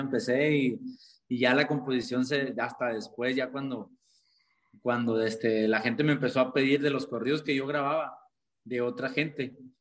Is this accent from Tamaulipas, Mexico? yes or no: no; Caborca, Sonora, Mexico; soy de Caborca, Sonora.